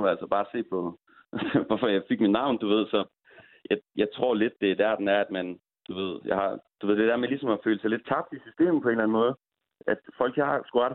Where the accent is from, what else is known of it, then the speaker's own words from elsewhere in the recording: Aalborg, North Denmark Region, Denmark; jeg er ingen fucking dansk, jeg er fucking Aalborgenser.